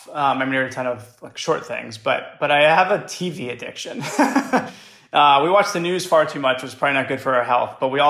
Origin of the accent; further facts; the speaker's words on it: New York City, New York, United States; moved away as an adult; also born or lived in California; I grew up in Brooklyn before Brooklyn was hipster and cool